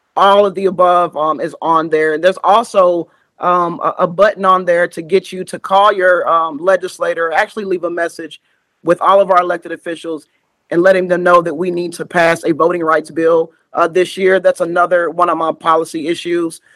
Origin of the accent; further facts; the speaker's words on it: Richmond, Kentucky, United States; now in Louisville, United States; I live in Louisville, but I'm from Richmond, Kentucky